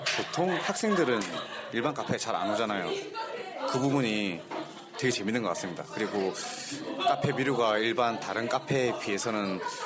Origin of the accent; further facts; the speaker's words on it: Busan, South Korea; now in Seoul, South Korea; 제가 고향이 부산인데